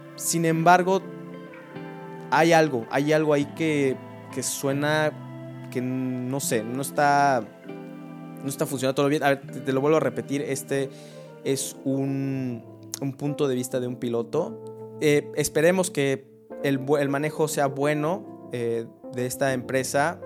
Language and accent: Spanish; Mexico; como mexicanos